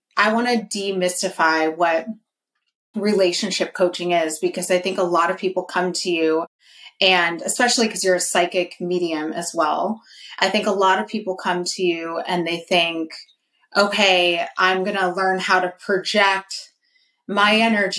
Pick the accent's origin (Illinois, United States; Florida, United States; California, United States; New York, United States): California, United States; Northern; I'm from NorCal